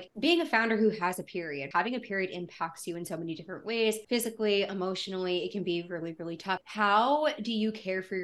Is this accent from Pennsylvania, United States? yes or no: yes; Erie, Pennsylvania, United States; now in Louisville, United States; my hometown of Erie, Pennsylvania